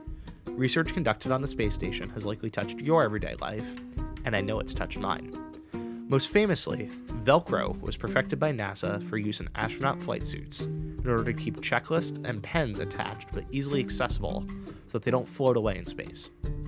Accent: Mamaroneck, New York, United States; Mamaroneck, New York, my hometown

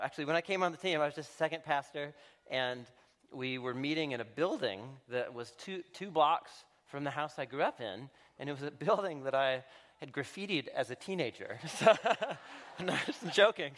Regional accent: Portland, Oregon, United States; I moved back, uh, to, uh, to my hometown, to Portland, Oregon

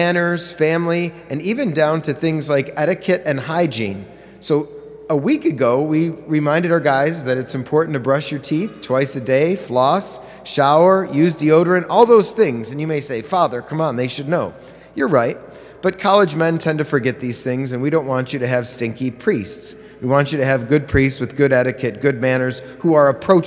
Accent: Parma, Ohio, United States; also born or lived in Cleveland, Ohio; I'm from Parma.

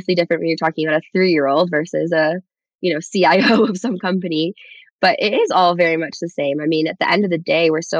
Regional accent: Chicago, Illinois, United States; moved away as an adult; now in Seattle, United States; my hometown of Chicago

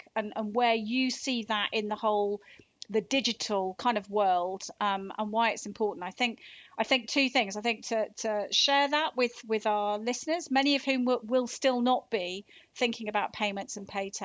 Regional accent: Devon, South West England, United Kingdom; moved away; I come from Devon originally

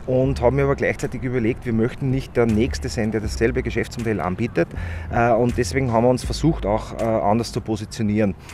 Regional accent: Upper Austria, Austria; Und ich bin, äh, ich bin ja aus Oberösterreich und jedes Mal, wenn ich nach Wien fahre, äh, ist es für mich ein Graus

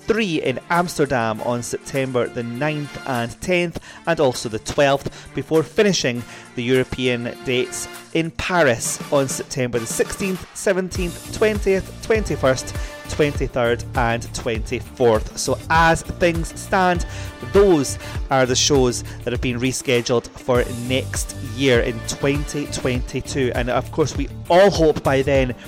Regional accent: Scotland, United Kingdom; my home country in Scotland

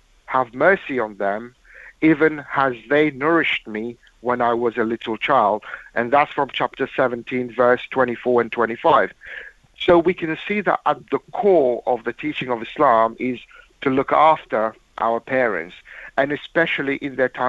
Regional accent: London, United Kingdom; growing up near Fazl Mosque in London

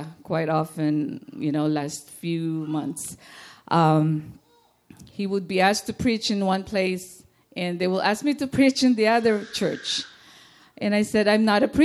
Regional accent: Philippines; moved away; being a Filipino

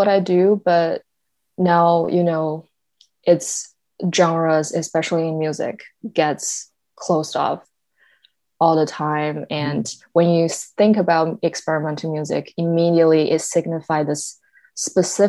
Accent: China; first language Mandarin; English is a second language; moved away; I grew up in China

